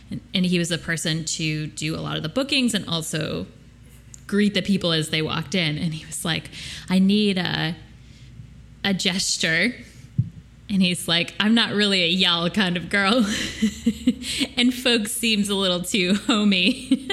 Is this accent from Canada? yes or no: no; upstate New York, United States; accent: upstate New York; I had a bad upstate New York accent day today.